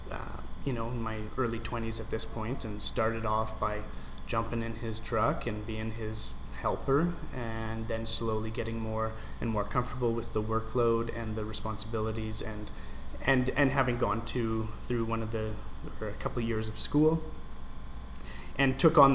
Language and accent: English; Beaumont, Alberta, Canada; moved away as an adult; also born or lived in Vancouver area; I grew up just outside of Edmonton in Beaumont